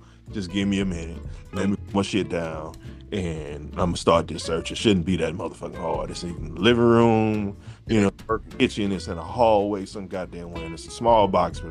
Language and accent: English; Louisiana, United States; I'm from Louisiana